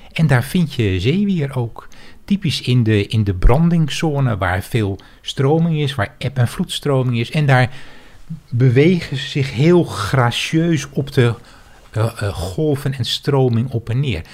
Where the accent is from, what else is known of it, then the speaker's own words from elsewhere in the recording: Heiloo, North Holland, Netherlands; also born or lived in Bussum; ik ben in Bussum geboren en toen ik zes jaar oud was, verhuisden mijn ouders naar Heilo